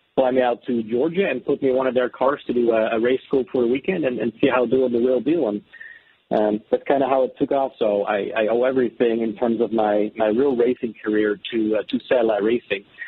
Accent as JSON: {"language": "English", "town": "Amsterdam", "region": "North Holland", "country": "Netherlands", "moved": "as an adult", "said": "I'm, I'm originally from the Netherlands, Amsterdam."}